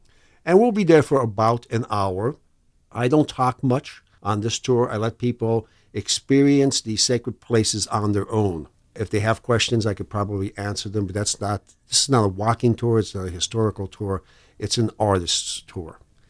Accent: DuPont, Pennsylvania, United States; my hometown of DuPont

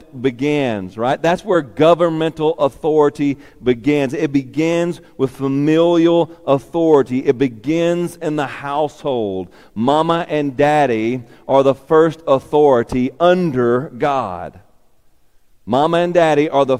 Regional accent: Warren, Arkansas, United States; from Warren, Arkansas

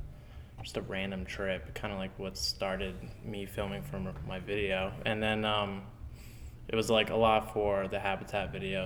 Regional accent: Fort Lauderdale, Florida, United States; Yeah, like, Pompano, Fort Lauderdale.

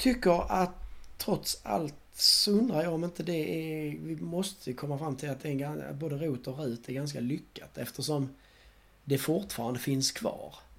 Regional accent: Sweden; vi är svenskar trots allt

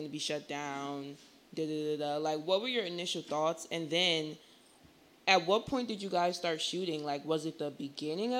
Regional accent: New Jersey, United States; I'm from Jersey

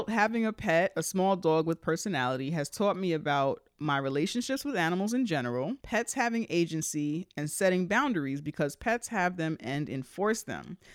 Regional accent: Bronx, New York, United States; We're from the Bronx, so I know we grew up in apartments.

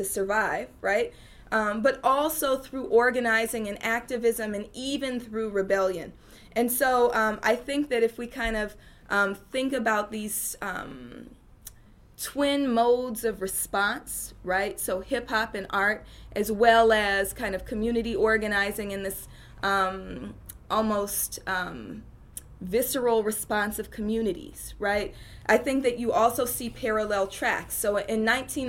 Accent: Oakland, California, United States; I'm from Oakland, California, and I'm from East Oakland

